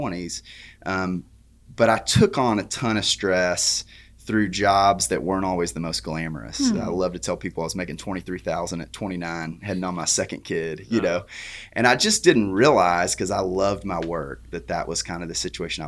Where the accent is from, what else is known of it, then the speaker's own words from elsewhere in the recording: Blytheville, Arkansas, United States; now in Memphis, United States; I grew up in a town called Blytheville, Arkansas